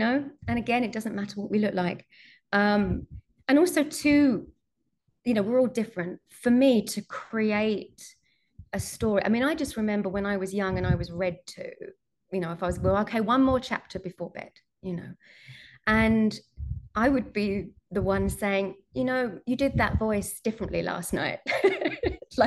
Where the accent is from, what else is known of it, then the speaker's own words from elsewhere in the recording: United Kingdom; I'm British